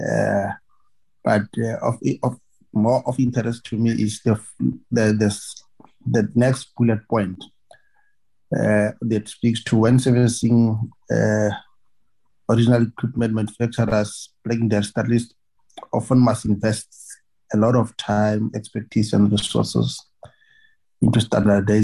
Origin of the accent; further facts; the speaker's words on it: Northern Cape, South Africa; I come from Northern Cape.